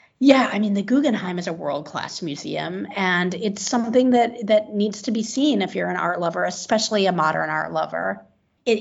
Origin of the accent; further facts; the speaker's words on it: California, United States; also born or lived in Madrid, Spain; now in Malaga, Spain; I'm from California, so I need the sea and, slightly warmer weather